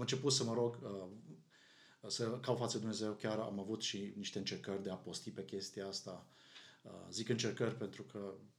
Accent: Arad, Arad County, Romania; noi suntem din Arad, unde, uh, cum probabil unii din ascultătorii noștri știu, sunt foarte multe biserici

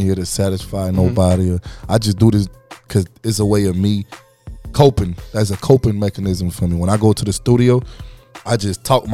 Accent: New York, United States; moved away; I'm originally from New York

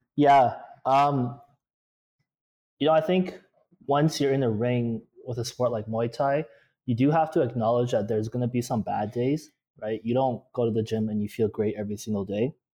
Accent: Toronto, Ontario, Canada; In Toronto, Ontario

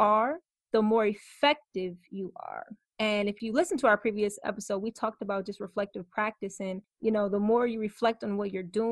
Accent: Michigan, United States; I'm from Michigan

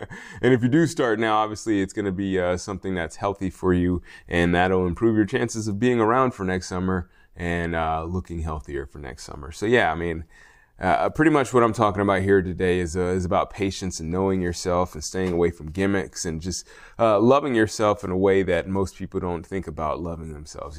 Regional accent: United States

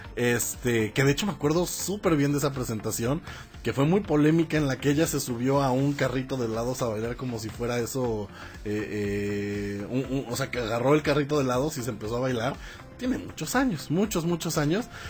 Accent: Mexico

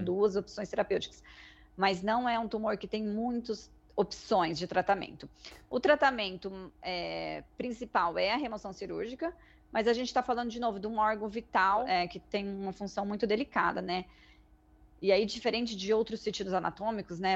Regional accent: Mato Grosso do Sul, Brazil; moved away as an adult; also born or lived in United States; now in Ribeirão Preto, Brazil; sou originalmente de Mato Grosso do Sul, me mudei para cá para cursar a faculdade

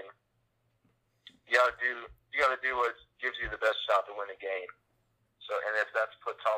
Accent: Atlanta, Georgia, United States; my hometown Atlanta Falcons

